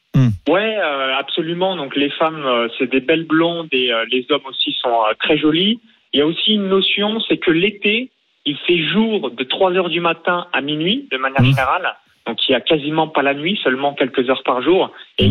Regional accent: near Chalon-sur-Saône, Bourgogne-Franche-Comté, France; now in Estonia; j'ai grandi dans un petit village de moins de 100 habitants à 20 km de Chalon-sur-Saône

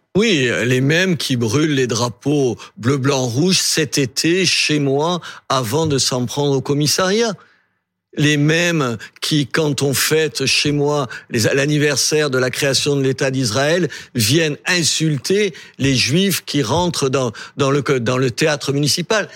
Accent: Algeria; also born or lived in Béziers, France; now in France; Moi, je suis né en Algérie

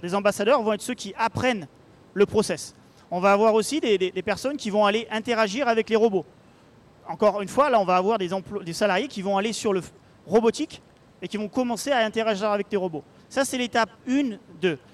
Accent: Paris, Île-de-France, France; moved away as an adult; also born or lived in Orléans / Barcelona / Brétigny-sur-Orge; now in Seattle, United States; retourner à Paris, là, où là d'où je viens

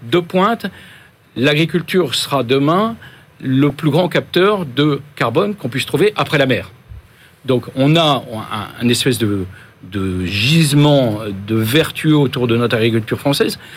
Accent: Guadeloupe; produits euh, liés aux pesticides qu'on n'utilise pas chez nous en Guadeloupe, ça existe.

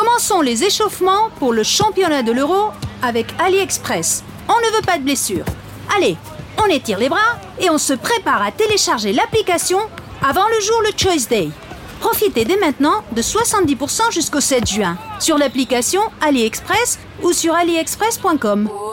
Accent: Marseille, Provence-Alpes-Côte d'Azur, France; je suis de Marseille

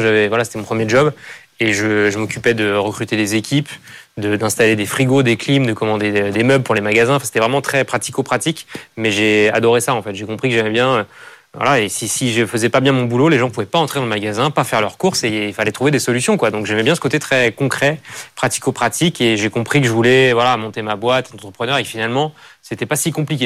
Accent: France; je suis attaché à, voilà, à, mon environnement, là où j'ai grandi, et à cette idée que c'est voilà, un pays magnifique

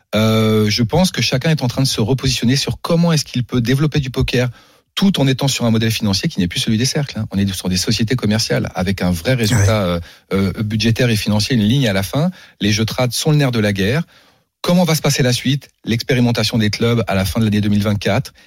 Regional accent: Paris, Île-de-France, France; je suis né à Paris je suis d'ici

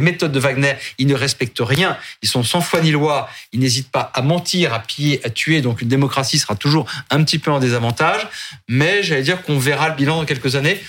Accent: France; on est en France, on est français

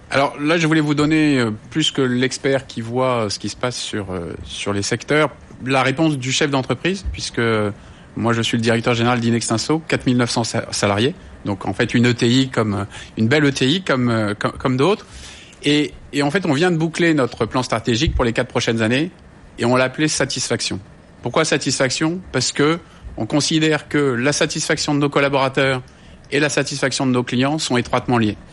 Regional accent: France; on est français

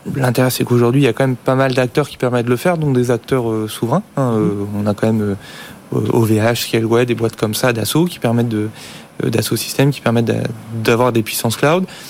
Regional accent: France; en tant que Français

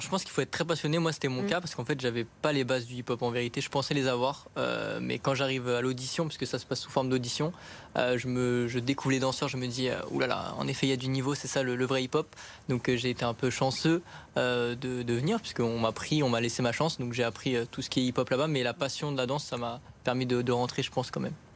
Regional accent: Paris, Île-de-France, France; je viens de Paris même aussi

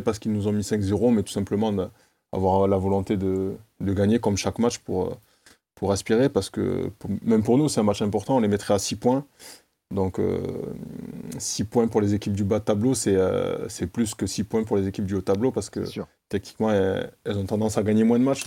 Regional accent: Toulouse, Occitania, France; je suis toulousain

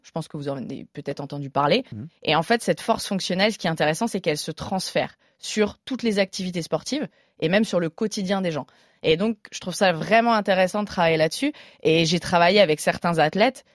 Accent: Burgundy, Bourgogne-Franche-Comté, France; now in Paris, France; Moi, je suis originaire de Bourgogne à la base

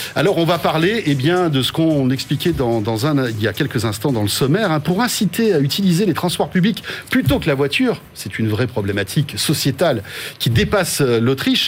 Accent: France; chez nous en France

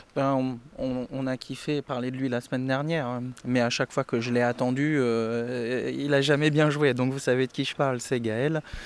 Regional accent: France; Nous personnellement en tant que Français

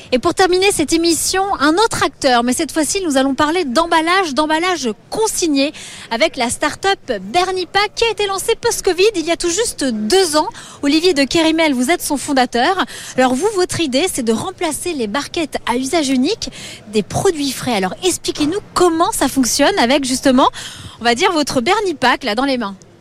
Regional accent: France; chez nous en France

